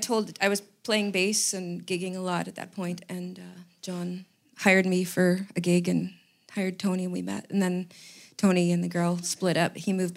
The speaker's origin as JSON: {"language": "English", "town": "Saskatoon", "region": "Saskatchewan", "country": "Canada", "moved": "as an adult", "lives_now": "Ottawa, Canada", "said": "I came here for music. I'm from Saskatoon, Saskatchewan originally"}